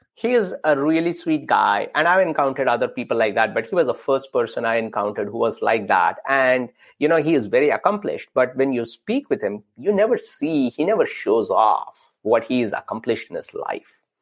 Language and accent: English; India; growing up in India